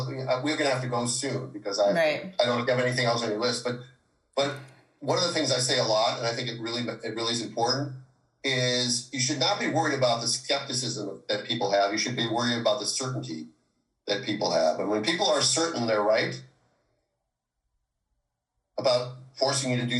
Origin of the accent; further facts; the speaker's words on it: Minnesota, United States; now in California, United States; I'm from Minnesota